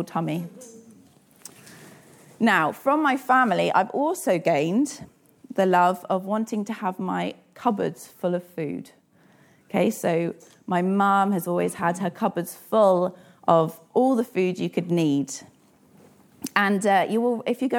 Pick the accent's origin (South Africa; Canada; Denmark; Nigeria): South Africa; I am South African